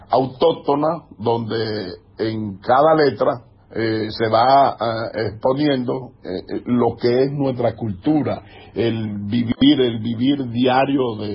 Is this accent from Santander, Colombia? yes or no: no; Valledupar, Cesar, Colombia; moved away as an adult; now in Bogotá, Colombia; yo nací en Valledupar, me trasladé hace unos 28, 30 años a Bogotá, a la capital